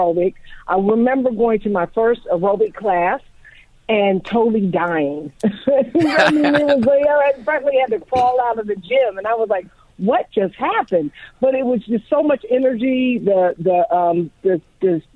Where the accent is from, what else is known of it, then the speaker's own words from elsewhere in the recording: Columbus, Ohio, United States; I am originally from Columbus, Ohio, born and raised there